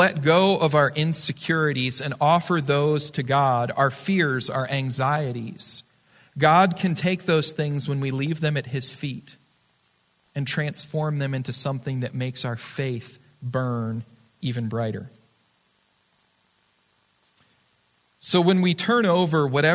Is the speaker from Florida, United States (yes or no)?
yes; Florida, United States; now in Arizona, United States; I'm from Florida for a long time.